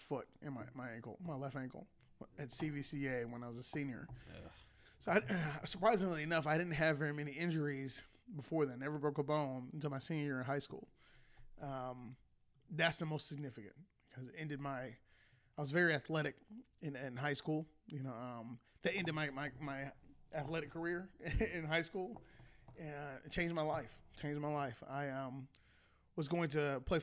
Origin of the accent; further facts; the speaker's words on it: Akron, Ohio, United States; moved away as an adult; now in Columbus, United States; I was born and raised in Akron, Ohio, where most of us are Cleveland fans